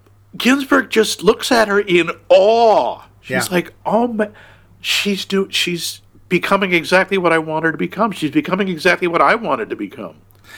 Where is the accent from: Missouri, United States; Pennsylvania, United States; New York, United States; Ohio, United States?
New York, United States; Brooklyn; I'm from Brooklyn.